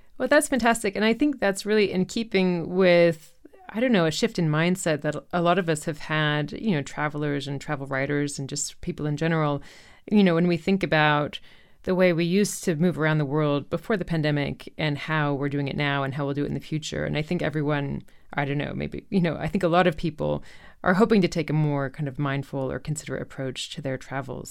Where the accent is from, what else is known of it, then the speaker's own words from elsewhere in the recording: Chapel Hill, North Carolina, United States; moved away; my hometown where I lived from age zero to eighteen, which is Chapel Hill, North Carolina